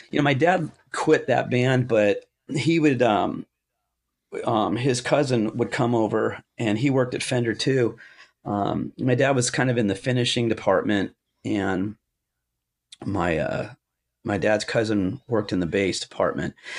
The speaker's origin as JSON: {"language": "English", "area": "Orange County", "region": "California", "country": "United States", "tie": "born or raised there", "said": "I was born in Orange County at Orange General Hospital"}